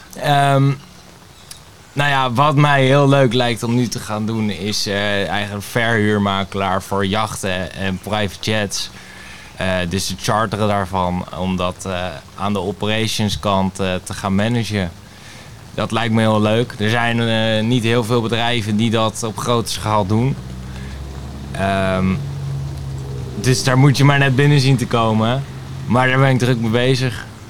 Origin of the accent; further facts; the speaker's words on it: Laren, North Holland, Netherlands; also born or lived in Blaricum; ik ben geboren in Blarikum en ik woon al mijn hele leven in Laren